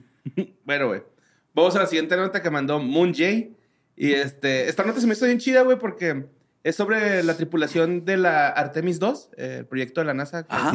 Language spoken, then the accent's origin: Spanish; Mexico; como mexicanos